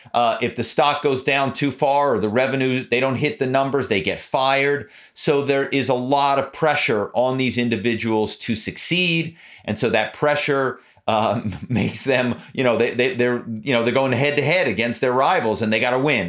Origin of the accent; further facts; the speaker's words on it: Philadelphia, Pennsylvania, United States; now in Malibu, United States; my hometown is Philadelphia. Growing up in Philadelphia